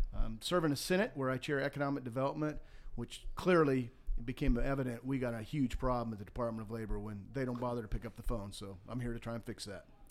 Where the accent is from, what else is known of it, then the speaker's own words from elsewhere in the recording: Montana, United States; moved away as an adult; also born or lived in Florida; now in Georgia, United States; I grew up in Montana, had a very tough background